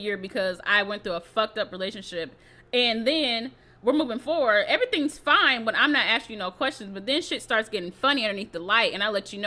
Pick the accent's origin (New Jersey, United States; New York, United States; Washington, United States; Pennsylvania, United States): Washington, United States; Seattle; I'm from Seattle, and in Seattle, there is a lot of Black people